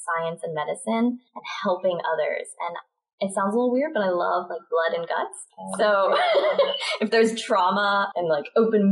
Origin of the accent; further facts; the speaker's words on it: Philadelphia, Pennsylvania, United States; accent: Philly; moved away as an adult; now in Baltimore, United States; Grew up in Philly. Yeah, in horse farm country